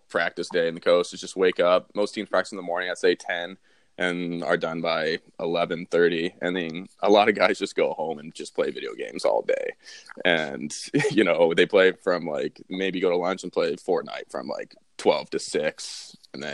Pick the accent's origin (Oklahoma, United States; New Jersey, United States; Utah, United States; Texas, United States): Texas, United States; Dallas; moved away; I'm from Dallas, Texas, and I say I play hockey